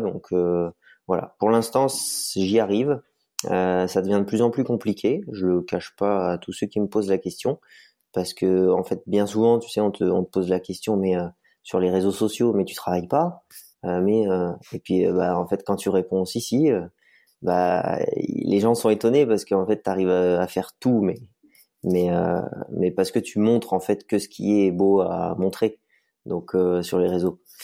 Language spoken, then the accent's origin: French; Vercors, near Grenoble, Auvergne-Rhône-Alpes, France; Je suis natif du Vercors, donc à côté du bassin grenoblois où toute ma famille habite. Voilà, j'ai grandi, euh, j'ai grandi un peu dans, les montagnes